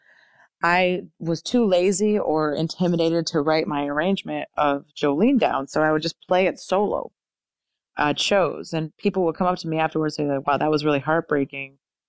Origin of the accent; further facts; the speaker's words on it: Connecticut, United States; in Connecticut in front of like all my hometown, you know, friends and family.